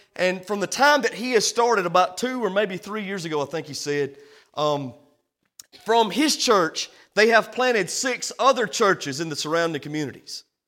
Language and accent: English; United States; we come from the American church